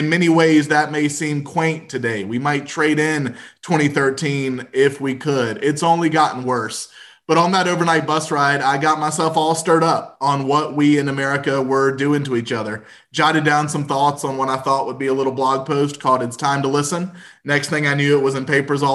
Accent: North Carolina, United States; also born or lived in Washington, D.C.; come home to North Carolina, my home state

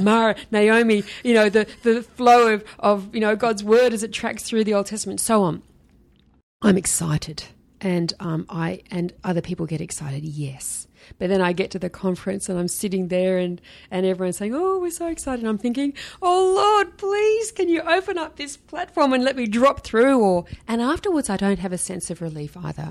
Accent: Sydney, New South Wales, Australia; I grew up in Sydney

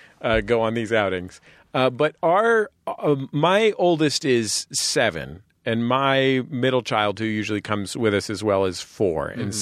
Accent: San Francisco, California, United States; I'm a San Francisco Episcopalian who loves bagels

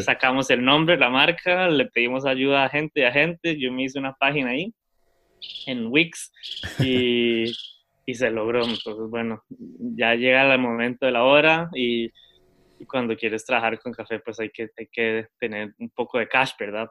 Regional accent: Costa Rica; moved away as an adult; also born or lived in Germany; estudié en un colegio, o sea, en Costa Rica

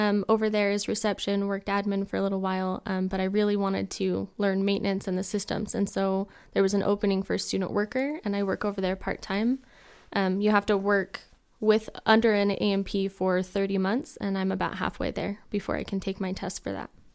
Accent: Taylorsville, Utah, United States; I am from Taylorsville, Utah

